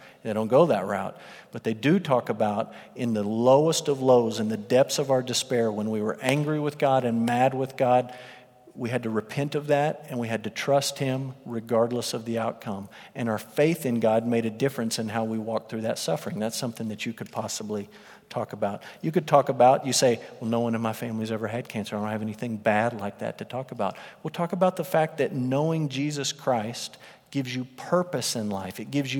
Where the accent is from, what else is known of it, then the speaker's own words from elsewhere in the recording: Russia; born there; The first thing that would come out of my mouth is, I was born in Russia.